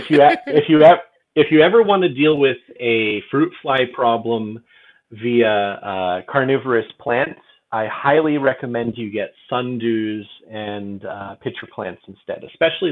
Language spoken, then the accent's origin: English; southern Michigan, United States; moved away; also born or lived in China; I grew up in southern Michigan